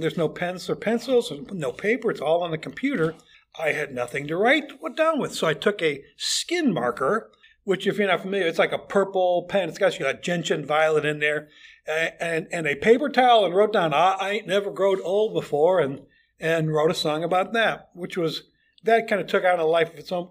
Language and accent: English; Chicago, Illinois, United States; moved away as an adult; also born or lived in Fort Wayne, Indiana; now in The Villages, United States; I grew up in Chicago, in and around Chicago